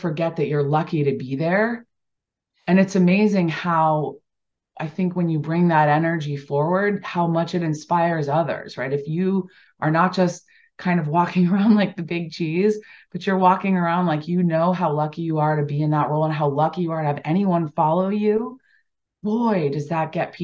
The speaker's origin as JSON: {"language": "English", "region": "Delaware", "country": "United States", "tie": "born or raised there", "said": "I grew up in Delaware, so you know, East Coast lacrosse for sure was prevalent"}